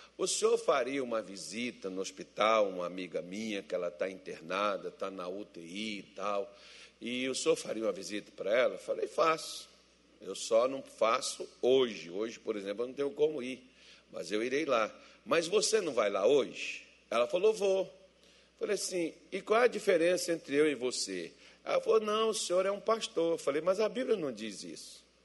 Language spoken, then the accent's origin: Portuguese; Minas Gerais, Brazil; eu sou mineiro